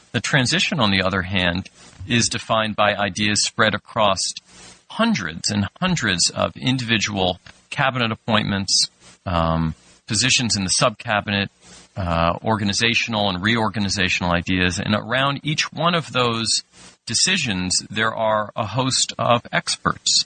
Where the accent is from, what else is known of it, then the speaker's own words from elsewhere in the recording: New Jersey, United States; moved away as an adult; also born or lived in Washington; I was from New Jersey and went to work for uh, Congressman Payne